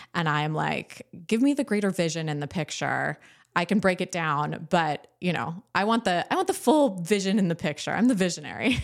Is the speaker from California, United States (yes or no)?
yes; Southern California, United States; moved away as an adult; I grew up in Southern California